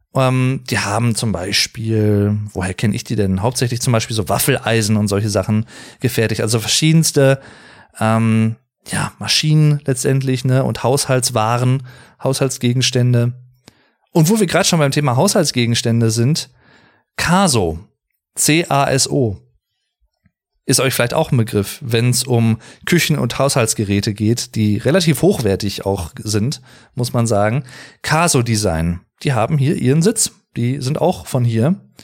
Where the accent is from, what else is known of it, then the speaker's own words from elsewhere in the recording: Arnsberg, North Rhine-Westphalia, Germany; das Wahrzeichen meiner Gegend gewesen, seit meiner Kindheit im Prinzip